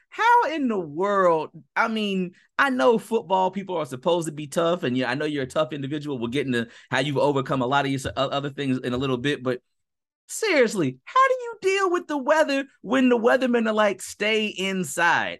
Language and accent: English; Cincinnati, Ohio, United States; my hometown Cincinnati Bengals